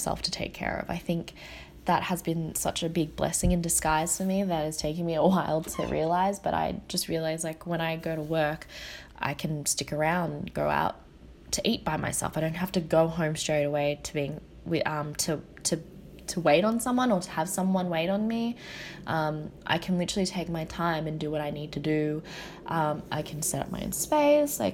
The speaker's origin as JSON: {"language": "English", "country": "Australia", "tie": "born or raised there", "said": "growing up in Australia as a Vietnamese, like an Asian Australian"}